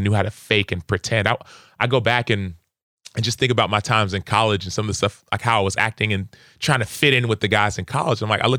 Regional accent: Dallas, Texas, United States; So I'm first generation. So I grew up in Dallas, Texas, in a Nigerian household. We ate Nigerian food. We spoke Igbo and English.

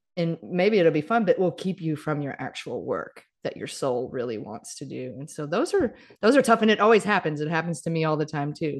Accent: Mississippi, United States; moved away; I grew up in Mississippi

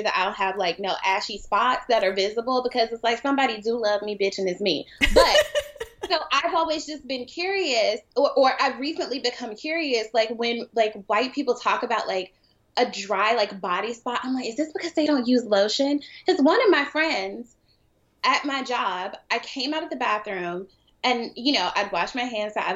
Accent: Atlanta, Georgia, United States; I'm from Atlanta

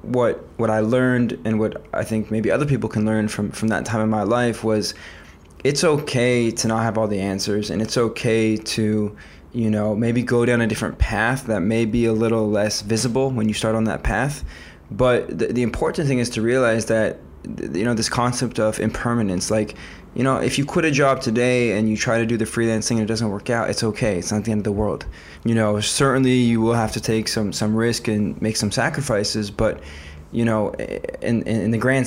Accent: Los Angeles, California, United States; moved away as an adult; also born or lived in San Diego / Bangkok; now in Tel Aviv, Israel; I was born and raised in Los Angeles

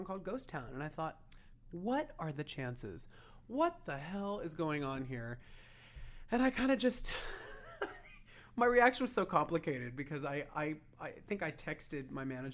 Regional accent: San Diego, California, United States; now in Los Angeles, United States; I grew up in San Diego, but I moved here right after high school

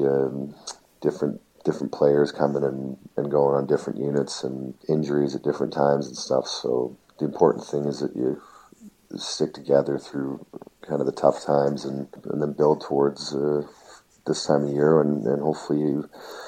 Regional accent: Canada; being a Canadian hockey player, getting that opportunity to put the Maple Leaf jersey on

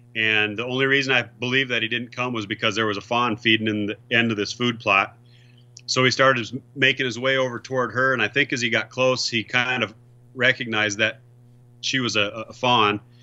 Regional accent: South Dakota, United States; I'm from South Dakota

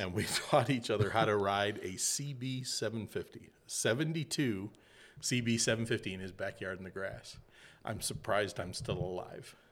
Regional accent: Illinois, United States; I grew up in Illinois

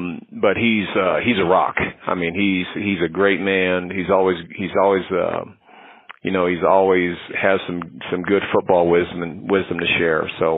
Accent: San Diego, California, United States; remember, I grew up in San Diego. So, you know, I was a big Charger fan and San Diego Padre fan.

